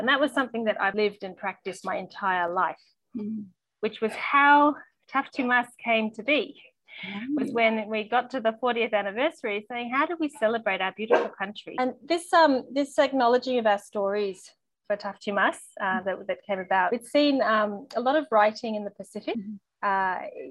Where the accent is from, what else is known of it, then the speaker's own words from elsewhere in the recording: Vanuatu; I was born in Vanuatu at the time when it was called New Hebrides, so pre-independence.